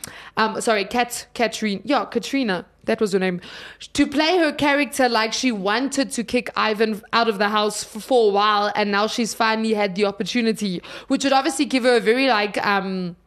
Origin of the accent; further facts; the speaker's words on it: South Africa; I'm South African